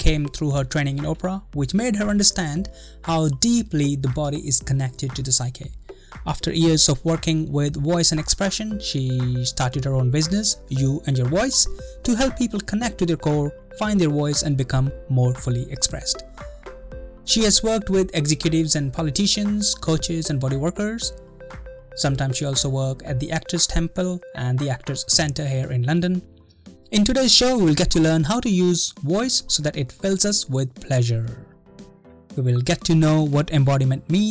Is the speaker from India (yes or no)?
yes; India; moved away; I grew up in India, and when I used to grow up there